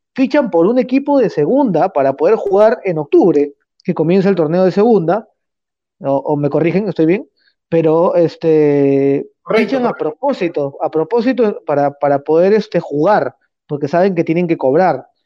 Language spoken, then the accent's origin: Spanish; Peru; nosotros como peruanos